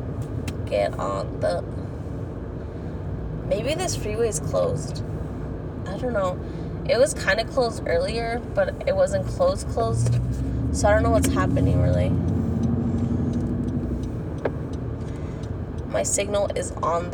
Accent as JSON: {"language": "English", "region": "California", "country": "United States", "tie": "born or raised there", "moved": "yes", "said": "I was raised in California"}